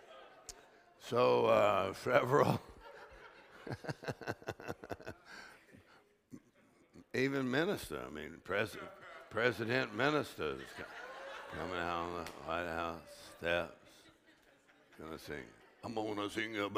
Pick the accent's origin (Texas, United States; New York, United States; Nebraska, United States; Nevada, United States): Texas, United States; South; the way I grew up in South Texas